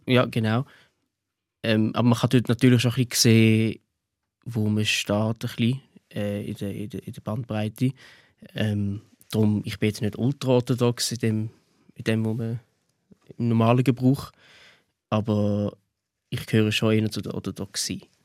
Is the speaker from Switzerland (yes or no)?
yes; Switzerland; Ich bin Schweizer.